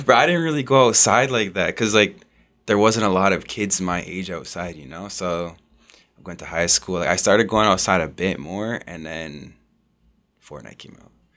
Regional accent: Oshawa, Ontario, Canada; also born or lived in Whitby; I grew up in Oshawa. I moved in about grade five

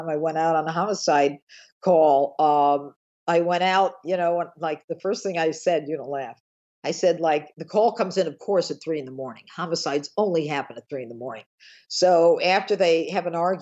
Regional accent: Elmira, New York, United States; now in Westchester, United States; I grew up in a small town in upstate New York

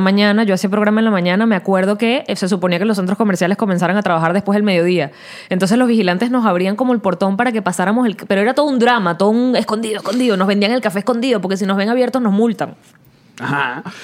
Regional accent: Venezuela

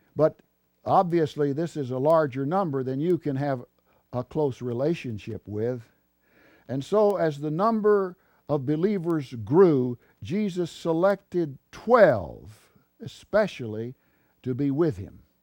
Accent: Texas, United States; Texas, my home state

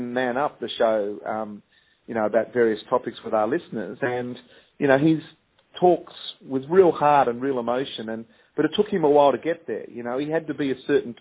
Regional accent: Sydney, New South Wales, Australia; also born or lived in Wahroonga; I grew up in Pimble and I went to school in Wurrunga

